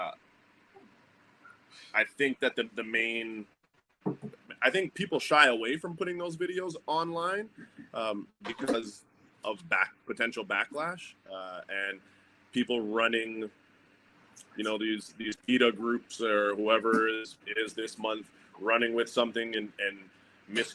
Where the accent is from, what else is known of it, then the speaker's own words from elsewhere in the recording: Canada; I'm Canadian